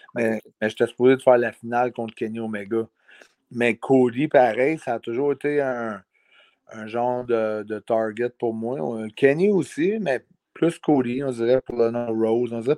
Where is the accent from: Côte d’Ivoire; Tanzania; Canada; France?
Canada; on est Canadien